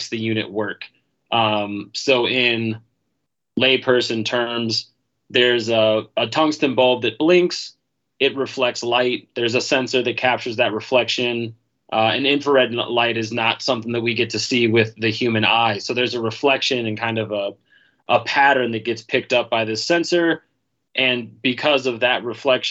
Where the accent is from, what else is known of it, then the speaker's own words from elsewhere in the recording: St. Louis, Missouri, United States; also born or lived in Denver, Colorado / Colorado Springs, Colorado; I am from St. Louis, Missouri, where Purpl is headquarters